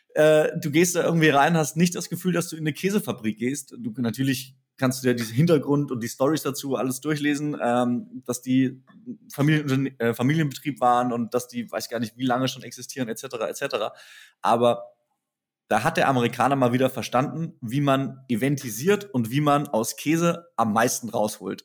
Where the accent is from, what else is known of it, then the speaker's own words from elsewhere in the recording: Germany; als Deutsche